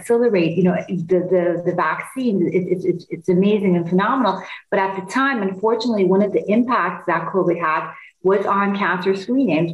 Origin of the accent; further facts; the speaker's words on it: Istanbul, Turkey; also born or lived in Los Angeles; now in Chicago, United States; I'm originally from Istanbul in Turkey